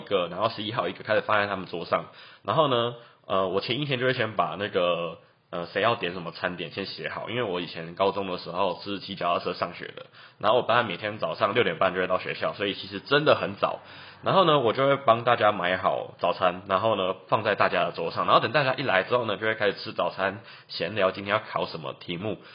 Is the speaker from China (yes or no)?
no; Taichung, Taiwan; 我是台中人